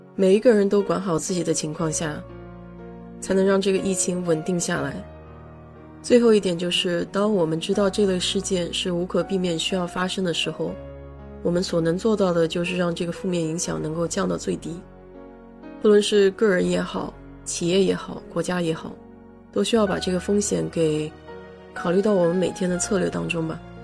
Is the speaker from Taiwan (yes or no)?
no; China; 我们中国人一向传承的奉献精神